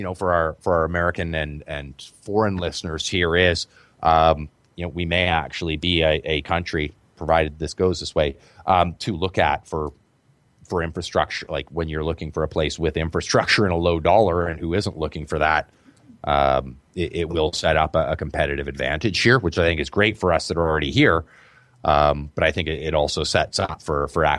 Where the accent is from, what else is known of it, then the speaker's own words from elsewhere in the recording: Victoria, British Columbia, Canada; I'm from Victoria